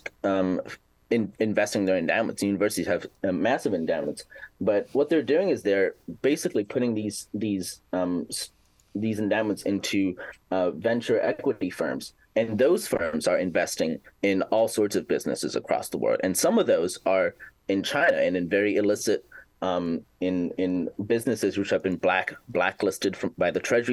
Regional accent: Canada; moved away as an adult; now in Washington, D.C., United States; I'm a Canadian student studying international relations here in the heart of Washington, D.C.

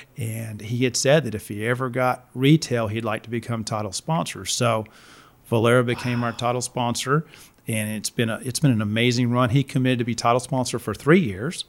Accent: Winston-Salem, North Carolina, United States; moved back to my hometown, Winston Salem, North Carolina.

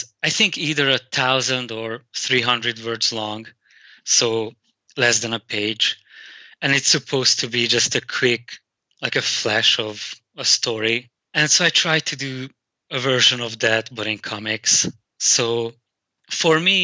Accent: Hungary; English is a second language; moved away; as a child growing up in Hungary

